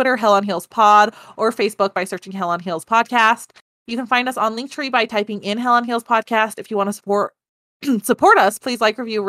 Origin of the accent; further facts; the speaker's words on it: United States; we're American